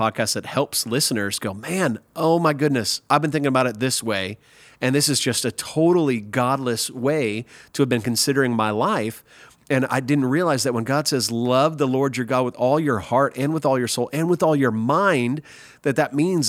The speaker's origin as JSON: {"language": "English", "region": "Nebraska", "country": "United States", "tie": "born or raised there", "also_born_or_lived": "Wisconsin / Missouri", "lives_now": "Texas, United States", "said": "because I'm an American and I grew up in America, I grew up in Nebraska, Wisconsin, Missouri, and now Texas for the last 16 years"}